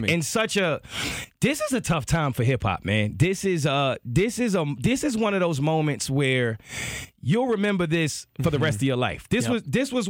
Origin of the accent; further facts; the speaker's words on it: New York, United States; me being a New Yorker